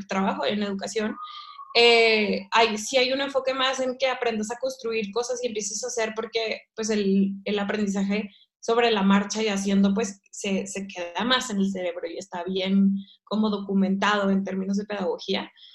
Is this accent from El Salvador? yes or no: no; Ciudad Victoria, Tamaulipas, Mexico; moved away as an adult; also born or lived in London; yo soy de Ciudad Victoria, Tamaulipas, que es el norte de México